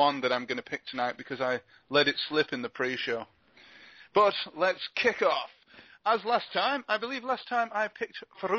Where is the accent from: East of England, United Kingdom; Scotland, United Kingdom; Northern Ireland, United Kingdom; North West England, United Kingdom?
Scotland, United Kingdom; Glasgow; I didn't grow up in Patrick. I grew up in Partick.